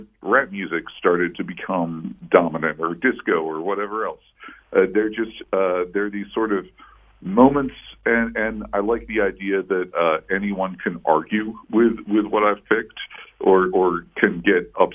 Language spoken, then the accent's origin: English; Baltimore, Maryland, United States; Baltimore Sun, my hometown newspaper